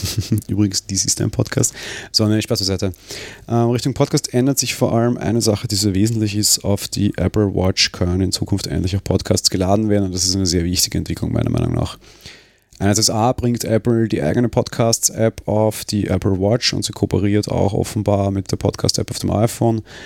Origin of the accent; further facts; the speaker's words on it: Austria; bei uns in Österreich